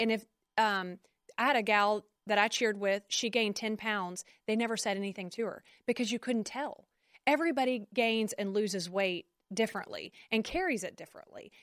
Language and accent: English; Conroe, Texas, United States; I'm from Conroe